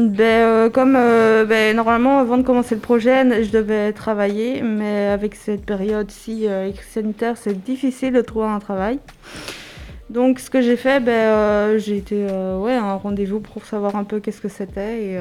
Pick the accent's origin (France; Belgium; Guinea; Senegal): Belgium; Limal, Wallonia; Je viens de, du Brabant Wallon, euh, Limal.